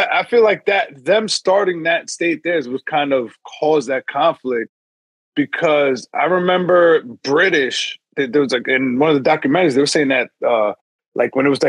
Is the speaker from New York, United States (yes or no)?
yes; Yonkers, New York, United States